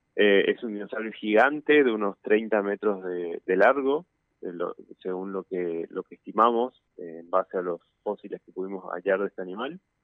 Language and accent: Spanish; Misiones, Argentina; moved away as an adult; also born or lived in La Plata; now in Buenos Aires, Argentina; soy de Misiones, estudié en La Plata y ahora estoy haciendo el doctorado en el Museo de Ciencias Naturales eh, de, Buenos Aires